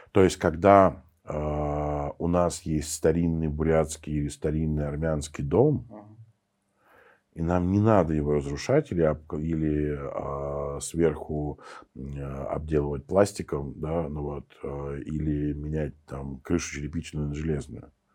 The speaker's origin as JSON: {"language": "Russian", "region": "Saint Petersburg", "country": "Russia", "also_born_or_lived": "Moscow", "moved": "as an adult", "said": "я сам питерский"}